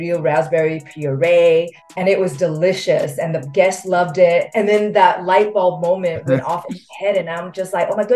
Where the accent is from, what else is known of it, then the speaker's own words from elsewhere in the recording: Los Angeles, California, United States; moved away as an adult; also born or lived in refugee camp, Thailand; now in Australia; I'm originally from Los Angeles, met my husband who's Australian